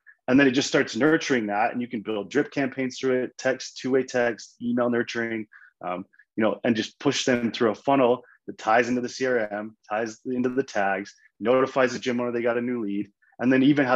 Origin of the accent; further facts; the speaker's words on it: Utah, United States; I'm from Utah